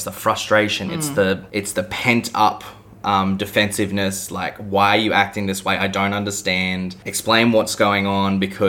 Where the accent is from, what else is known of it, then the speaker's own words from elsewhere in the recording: Australia; I'm definite Aussie male